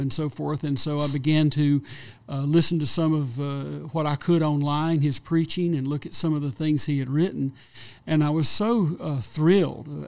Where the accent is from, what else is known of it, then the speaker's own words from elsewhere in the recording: South Carolina, United States; I was raised in South Carolina in a blue-collar family